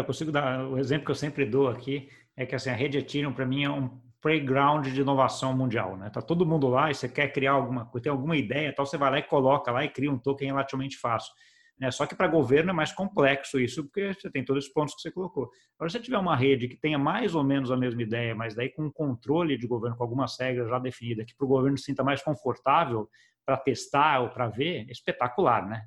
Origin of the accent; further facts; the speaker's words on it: Brazil; como brasileiro